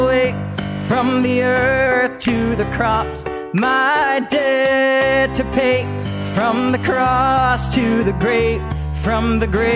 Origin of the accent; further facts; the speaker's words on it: Alabama, United States; I grew up in Alabama